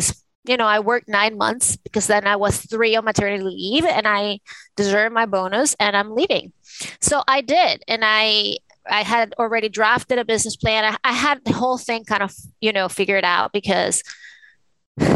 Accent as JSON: {"language": "English", "town": "Caracas", "region": "Capital District", "country": "Venezuela", "tie": "born or raised there", "moved": "yes", "lives_now": "New York City, United States", "said": "I was born in Caracas, the capital of Venezuela, and I grew up in a family of conservative, you know, Catholic people."}